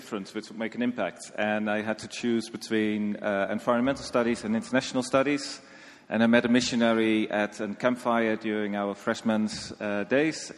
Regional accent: Netherlands; moved away as an adult; also born or lived in Sri Lanka / South Sudan / Afghanistan / Sudan; now in Nepal; I'm from the Netherlands.

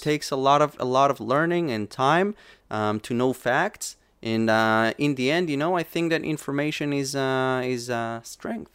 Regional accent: Safed, Northern District, Israel; also born or lived in Samaria; I was born and raised in the countryside, in, in the Galilee, in Samaria and the Galilee

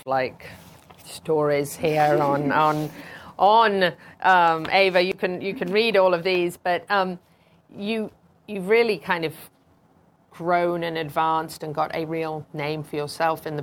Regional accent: England, United Kingdom; moved away; growing up in England

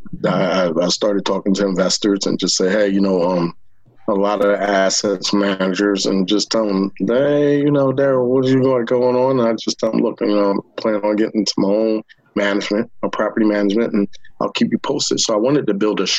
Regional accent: Long Branch, New Jersey, United States; I grew up in Long Branch, New Jersey. I've been in Long Branch all my life

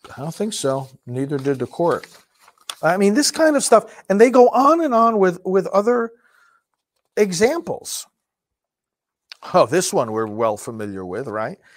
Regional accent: New York, United States; moved away; I'm originally from New York.

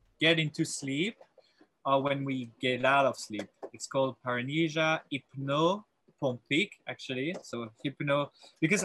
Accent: south of France, France; also born or lived in Paris; I grew up in South of France, and I went through high school in South of France

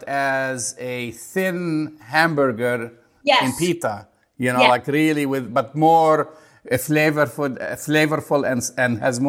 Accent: Jerusalem, Jerusalem District, Israel; So my bias takes me to my hometown, Jerusalem.

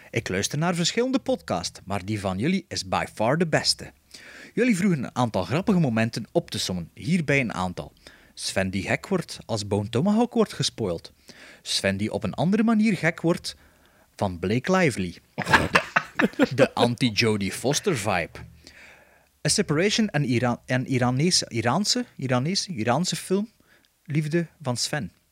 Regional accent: Flemish Region, Belgium; accent: West Flemish; het is natuurlijk de ideale achternaam om als West-Vlaming voor te lezen.

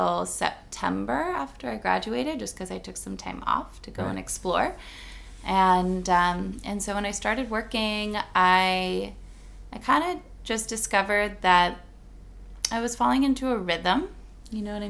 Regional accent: Phoenix, Arizona, United States; moved away as an adult; also born or lived in California; I grew up in Phoenix, Arizona, and I moved to California to attend UCLA.

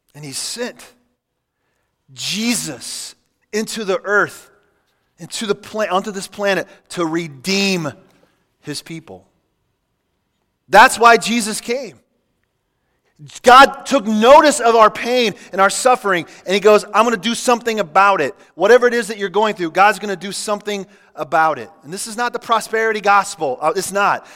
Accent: Kansas City, United States; moved away; I grew up in Kansas City

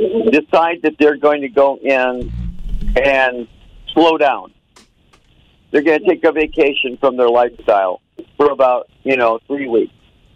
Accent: Phoenix, Arizona, United States; also born or lived in Detroit, Michigan / Los Angeles; I was born right downtown. I lived in East Detroit. I left there when I was 10 years old because I had asthma so bad. So I had to get out of that wet, cold climate. Went to Arizona, and Arizona is where I grew up

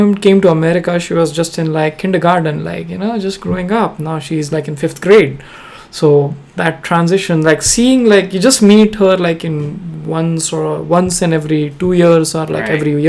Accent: India; I'm Indian

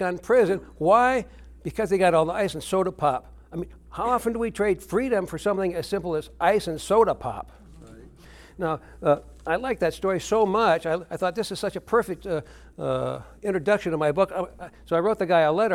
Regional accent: Detroit, Michigan, United States; I grew up in Detroit, Michigan

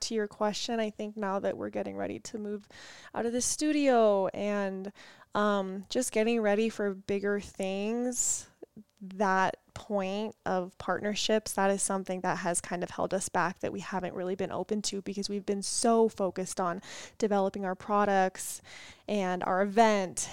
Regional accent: California, United States; We are from California.

